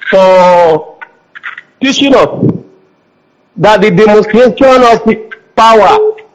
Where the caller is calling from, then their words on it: Kaduna, Kaduna State, Nigeria; I'm calling from Kaduna.